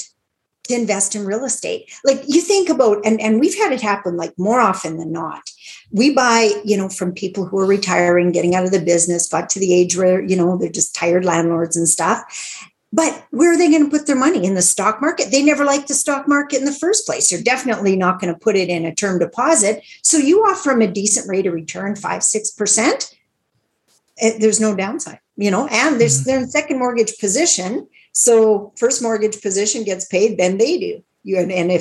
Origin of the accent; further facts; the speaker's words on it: Meadow Lake, Saskatchewan, Canada; Meadow Lake, Saskatchewan, which is my hometown